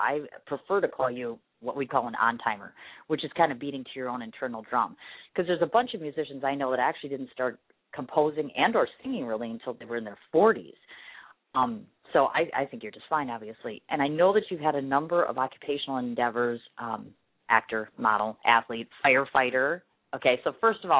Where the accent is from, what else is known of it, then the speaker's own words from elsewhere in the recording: Milwaukee, Wisconsin, United States; here to Milwaukee for our Harley 110th anniversary celebration, which is in my hometown